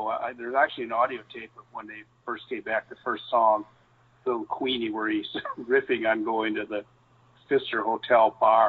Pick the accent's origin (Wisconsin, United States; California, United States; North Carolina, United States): Wisconsin, United States; I'm from Wisconsin originally